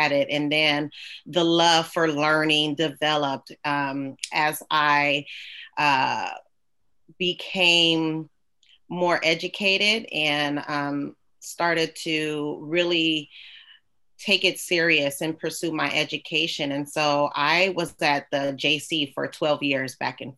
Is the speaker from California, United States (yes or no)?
yes; San Francisco, California, United States; I grew up in the Bay Area, San Francisco. So I'm a California girl, born and raised